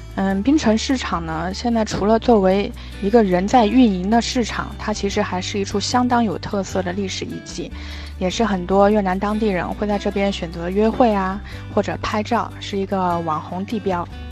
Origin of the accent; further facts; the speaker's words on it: China; 我们中国人对茶的情，深入骨髓